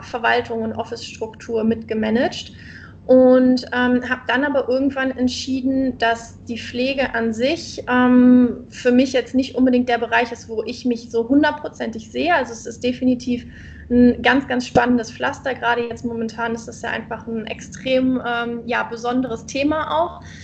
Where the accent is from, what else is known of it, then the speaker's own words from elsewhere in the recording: Germany; moved away as an adult; now in Indonesia; als Deutscher